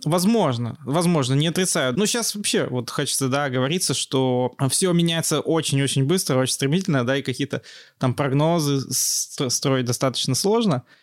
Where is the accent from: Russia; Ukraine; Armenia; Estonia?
Russia; Yekaterinburg, Sverdlovsk Oblast; also born or lived in Georgia; я из Екатеринбурга, я прямо, что называется, коренной екатеринбуржец. Я здесь родился и, собственно, живу большую часть жизни